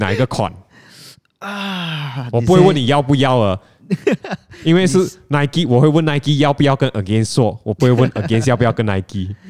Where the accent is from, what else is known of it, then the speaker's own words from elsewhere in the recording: Penang, Malaysia; now in Kuala Lumpur, Malaysia; 我大老远从槟城来到吉隆坡，其实为了就是要找一份跟球鞋相关的工作。